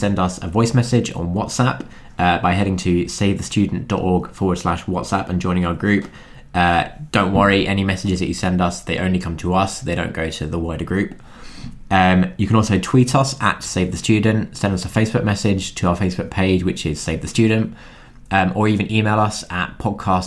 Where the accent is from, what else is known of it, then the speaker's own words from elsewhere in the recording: London, United Kingdom; I'm from London. I went to uni in London.